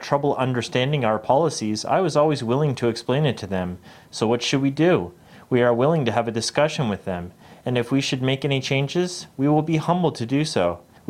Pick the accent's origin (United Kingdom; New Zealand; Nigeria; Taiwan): Taiwan; Yizhu, Chiayi County; moved away as an adult; I moved back to my hometown about 10 years ago